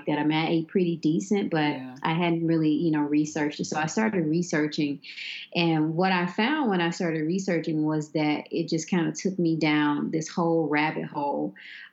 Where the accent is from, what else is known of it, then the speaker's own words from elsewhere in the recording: Memphis, Tennessee, United States; I'm born and raised in Memphis, Tennessee